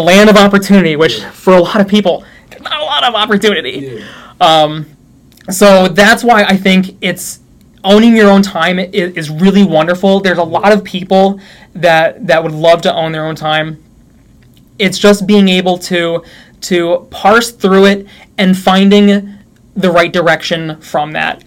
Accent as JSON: {"language": "English", "region": "New York", "country": "United States", "also_born_or_lived": "Utah", "moved": "as an adult", "said": "I'm from New York"}